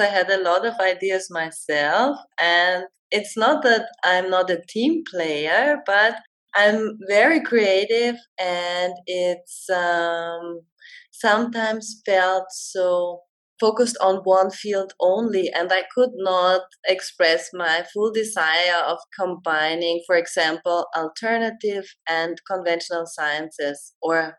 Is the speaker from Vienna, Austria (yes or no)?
yes; Vienna, Austria; I'm from Vienna, and I just started my own company